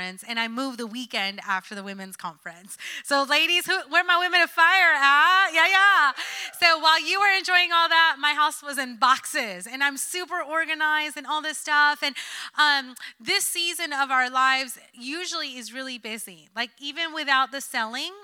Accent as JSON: {"language": "English", "region": "New Jersey", "country": "United States", "moved": "yes", "said": "I'm a city girl after all. I'm from Jersey"}